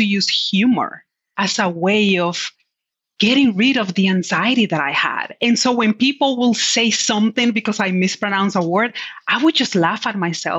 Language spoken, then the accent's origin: English; Dominican Republic; English is a second language; now in United States; I was born and raised in the Dominican Republic. And when I came to the US, I did not speak a word of English. And when I started to learn English, I had a very heavy accent. And so being a shy Latina